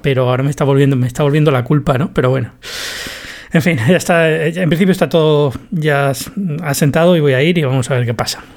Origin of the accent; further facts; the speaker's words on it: Spain; now in Atlanta, United States; vuelvo, vuelvo a España